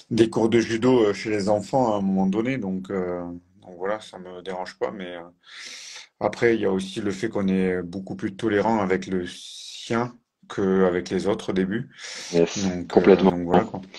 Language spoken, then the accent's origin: French; Occitania, France; Je suis originaire du sud, autour de Toulouse, avec le pôle espoir, et après j'ai basculé sur le pôle France les années suivantes